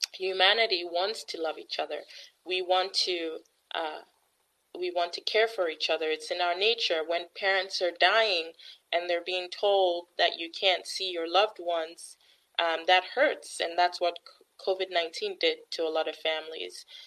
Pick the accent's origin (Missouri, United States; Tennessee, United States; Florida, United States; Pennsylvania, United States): Missouri, United States; my home state, in the state of Missouri